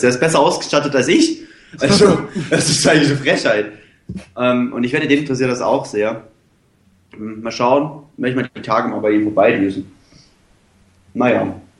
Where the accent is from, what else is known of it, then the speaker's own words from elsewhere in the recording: Dresden, Saxony, Germany; Bei uns in Dresden